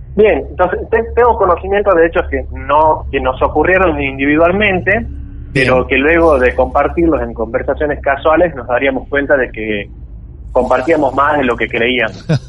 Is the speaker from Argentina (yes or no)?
yes; Salta, Argentina; also born or lived in Campo Santo, Salta; Sí, sí, toda mi vida aquí.